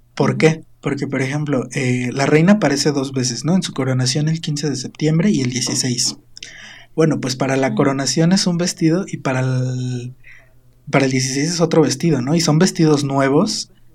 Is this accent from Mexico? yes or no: yes; Quebrantadero, Morelos, Mexico; Mi pueblito se llama Quebrantadero